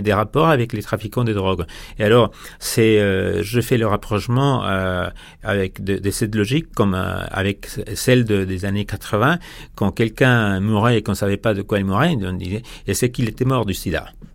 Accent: Ciudad Juárez, Chihuahua, Mexico; French is a second language; chez nous à Ciudad Juárez

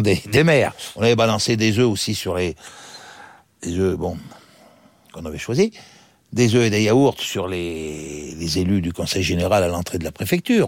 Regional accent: Saint-Étienne, Auvergne-Rhône-Alpes, France; Je suis natif de Saint-Étienne dans la Loire

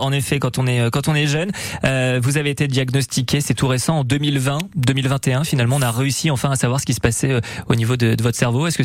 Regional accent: Poitiers, Nouvelle-Aquitaine, France; now in Basque Country, France; Je viens de Poitiers.

